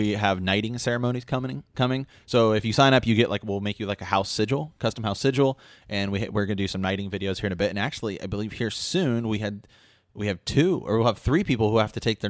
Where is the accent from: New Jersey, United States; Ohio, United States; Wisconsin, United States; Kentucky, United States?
Ohio, United States; Columbus; And that is in Mount Sterling, Ohio. We're from Columbus.